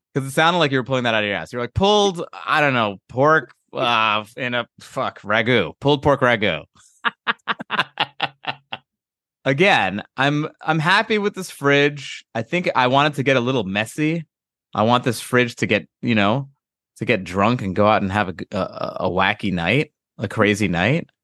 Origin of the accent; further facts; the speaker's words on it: East Coast, United States; I grew up on the East Coast